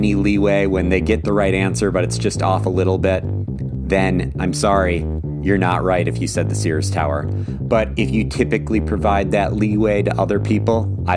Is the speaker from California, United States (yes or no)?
no; Madison, Wisconsin, United States; I grew up in Madison, Wisconsin, 2 hours away